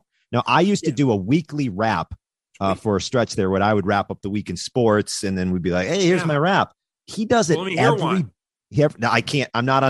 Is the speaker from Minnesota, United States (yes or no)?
yes; Minnesota, United States; Yeah, I grew up in Minnesota.